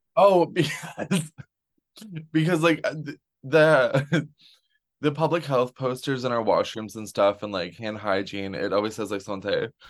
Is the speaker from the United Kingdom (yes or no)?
no; Renfrew, Ontario, Canada; I grew up in the Ottawa Valley. I, born and raised on a farm outside of Renfrew